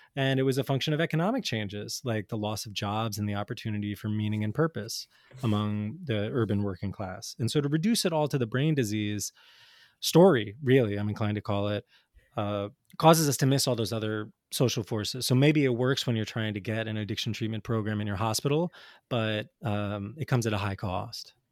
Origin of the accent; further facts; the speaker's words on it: New Jersey, United States; I grew up in North Jersey in the 80s and 90s